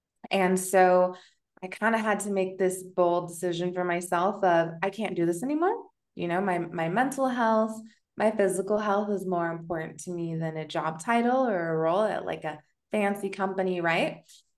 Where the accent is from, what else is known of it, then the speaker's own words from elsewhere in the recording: Washington, United States; moved away as an adult; also born or lived in San Francisco, United States / Mexico City, Mexico; now in Malinalco, Mexico; So I grew up in Washington State. I lived there for about 19 years. And then the immediate opportunity I saw to leave, I jumped ship to San Francisco.